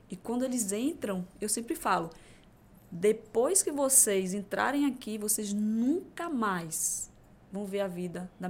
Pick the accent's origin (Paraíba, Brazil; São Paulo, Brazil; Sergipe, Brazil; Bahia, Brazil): Bahia, Brazil; Crisópolis; moved away; quando eu saí de Crisópolis há 15 anos atrás. Crisópolis? É, interior da Bahia.